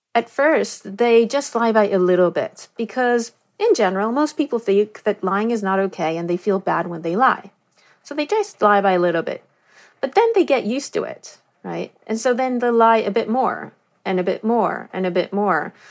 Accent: Negev desert, Southern District, Israel; I grew up in the Negev desert in Israel.

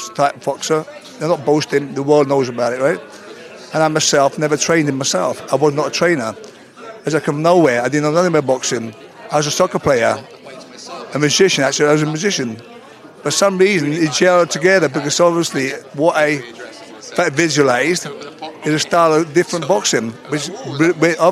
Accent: Sardinia, Italy; moved away; also born or lived in Bedford, England; I'm from Sardinia, you know, Joyless place, right? I brought up in Sardinia, but obviously I brought up in Bedford as well, actually, Bedford.

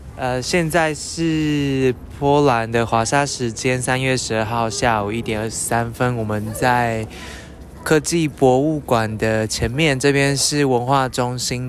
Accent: Taiwan; 我们来自台湾

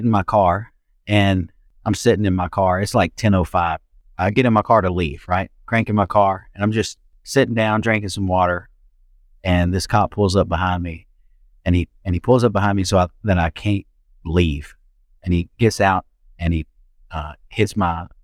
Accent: Memphis, Tennessee, United States; I grew up in Fraser

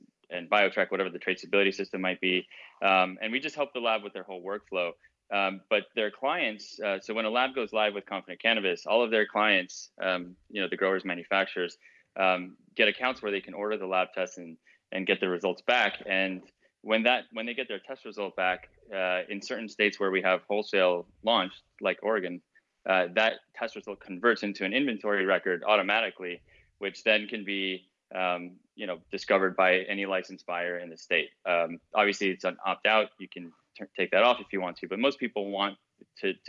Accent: Mexico; moved away; I grew up in Mexico. I'm American and Mexican, and living in Mexico

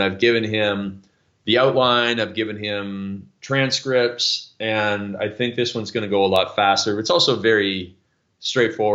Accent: Canada; I'm Canadian

